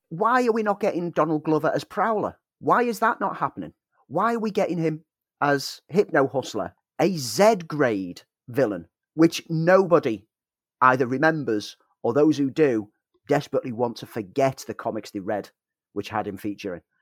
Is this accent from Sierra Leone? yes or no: no; United Kingdom; our British culture